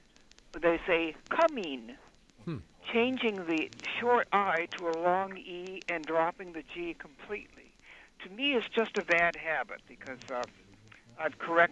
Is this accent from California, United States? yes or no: no; Milwaukee, Wisconsin, United States; moved away; I'm from Milwaukee originally